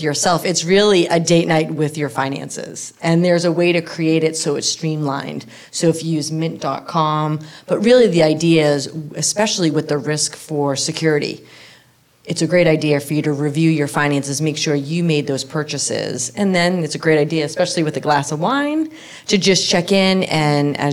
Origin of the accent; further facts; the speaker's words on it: Boston, Massachusetts, United States; I grew up in Boston